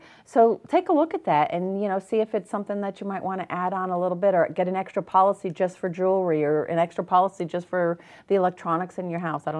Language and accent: English; New England, United States; I know. I'm from New England, but you hear just so many bad things about the Patriots and everything.